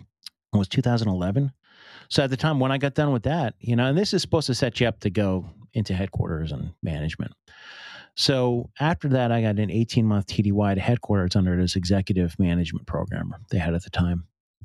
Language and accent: English; Boonton, New Jersey, United States; born there; But I was born in Booton, New Jersey, which is over it's down by Jersey City a little bit.